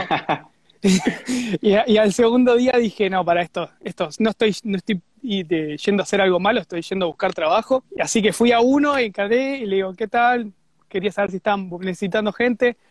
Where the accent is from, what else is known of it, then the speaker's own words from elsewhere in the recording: Zona Sur, Buenos Aires, Argentina; moved away as an adult; now in Australia; volví a Zona Sur, que es de donde, de donde soy